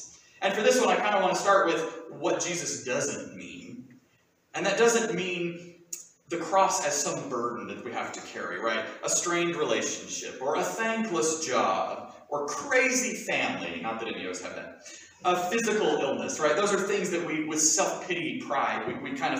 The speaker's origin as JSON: {"language": "English", "region": "Southern Appalachia", "country": "United States", "accent": "Southern Appalachian", "first_language": "English", "said": "I have an identity as a Southern Appalachian, and yes, that does extend beyond my funny talking accent"}